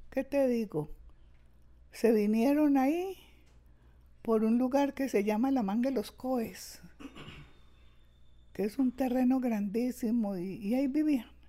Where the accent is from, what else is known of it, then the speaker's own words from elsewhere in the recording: Medellín, Antioquia, Colombia; born there; Bueno, vea, yo nací en Medellín, centro. Yo, fui yo soy una persona citadina. Nací en Medellín, eh, en el Ay, ¿cómo se llamaba eso ahí?